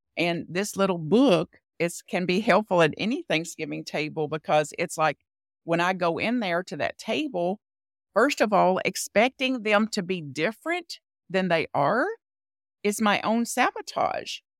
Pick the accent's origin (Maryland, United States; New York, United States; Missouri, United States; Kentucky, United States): Kentucky, United States; Bug Tussle; I was born in Bug Tussle, Kentucky, a very rural part of Kentucky near the Tennessee border